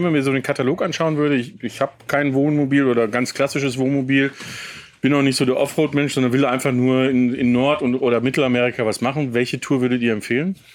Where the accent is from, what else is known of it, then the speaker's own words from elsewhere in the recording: United States; ich bin als Kind aufgewachsen in den USA und habe ähm, mit meinen Eltern sehr viel campingmäßig war dort unterwegs.